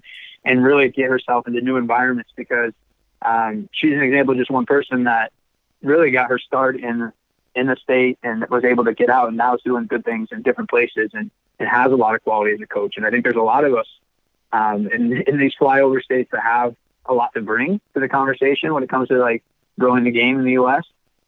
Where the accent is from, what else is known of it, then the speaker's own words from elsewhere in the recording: Ireland; And I said, "Yeah, I'm from Ireland."